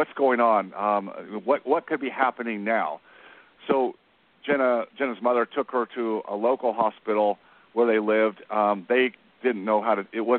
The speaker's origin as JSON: {"language": "English", "town": "Dallas", "region": "Texas", "country": "United States", "said": "I come from Dallas, so I took a different route."}